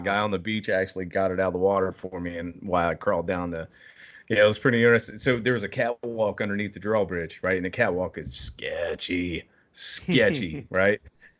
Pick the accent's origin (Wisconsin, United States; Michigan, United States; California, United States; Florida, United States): Florida, United States; I mean, I grew up in Florida pretty much. I lived down there for a little while.